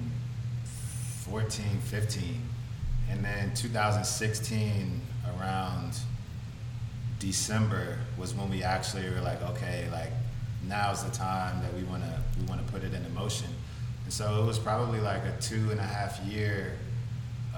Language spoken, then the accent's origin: English; Madisonville, Kentucky, United States; moved away as an adult; also born or lived in Washington, District of Columbia, United States; now in Los Angeles, United States; I'm from Madisonville, Kentucky, which is southwest tip of Kentucky between Indiana and Tennessee.